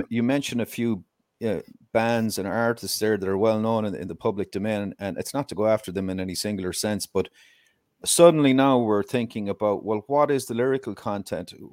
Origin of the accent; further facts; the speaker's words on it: Ireland; I'm Irish, obviously